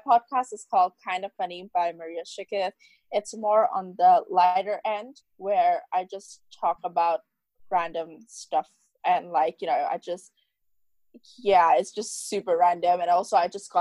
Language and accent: English; Hong Kong; also born or lived in Dubai, United Arab Emirates; I was born in Hong Kong, but then I left Hong Kong when I was around 45 days old, 40 to 45 days old, because SARS broke out.